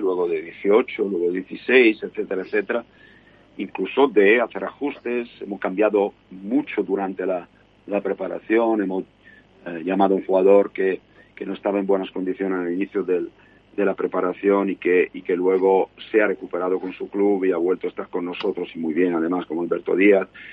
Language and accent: Spanish; Italy; soy italiano